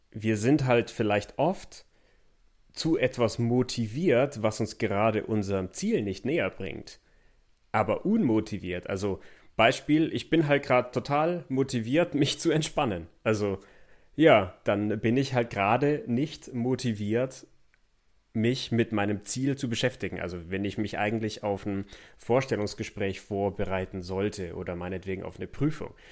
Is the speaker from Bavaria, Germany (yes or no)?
yes; Memmingen, Bavaria, Germany; born or raised there